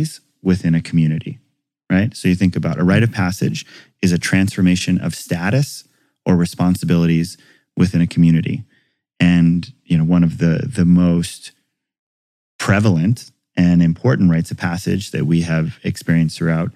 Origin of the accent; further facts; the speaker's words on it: Hawaii, United States; growing up in Hawaii